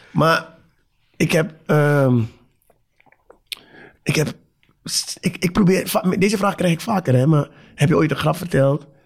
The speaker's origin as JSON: {"language": "Dutch", "country": "Suriname", "said": "Nogmaals, ik kom uit Suriname."}